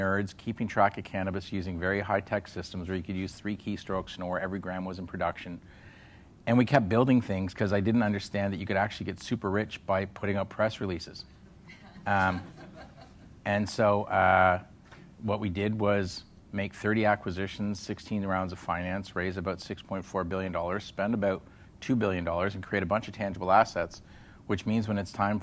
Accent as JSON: {"language": "English", "country": "Canada", "said": "as a Canadian"}